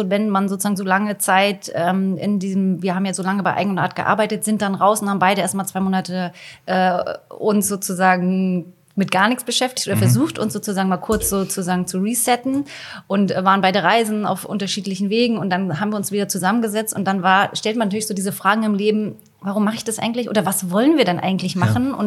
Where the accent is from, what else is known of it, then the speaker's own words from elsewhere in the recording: Stralsund, Mecklenburg-Vorpommern, Germany; now in Berlin, Germany; Ich aus dem Osten, ich komme aus Stralsund